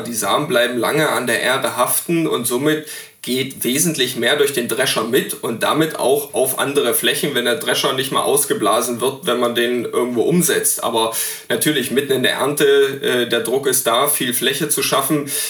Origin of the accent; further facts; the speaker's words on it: East Saxony, Germany; in meiner Heimat in, in Ostsachsen